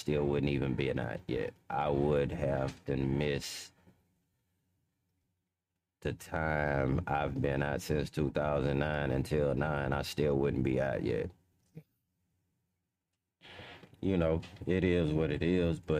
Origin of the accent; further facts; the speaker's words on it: Houston, Texas, United States; also born or lived in Louisiana / California; I was born in Fifth Ward. I stayed in Fifth Ward when I was a baby, and then I moved to Lakewood, and then I grew up in Lakewood